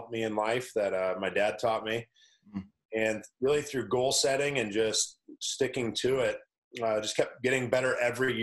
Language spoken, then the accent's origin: English; Des Moines, Iowa, United States; now in Pittsburgh, United States; I grew up in Des Moines, Iowa